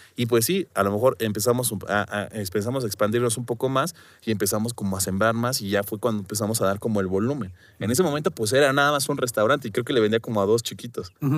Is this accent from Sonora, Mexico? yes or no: no; Guerrero, Mexico; now in Mexico City, Mexico; yo vengo, soy del estado de Guerrero y pues traía como este tema de mi familia de que era pues dedicaba al campo